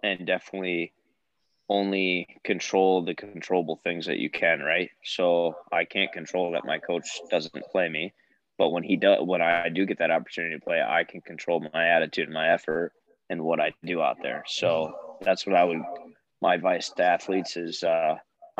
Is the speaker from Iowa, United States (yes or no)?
yes; Davenport, Iowa, United States; also born or lived in Chicago, Illinois; I currently live in Davenport, Iowa. So I was born and raised here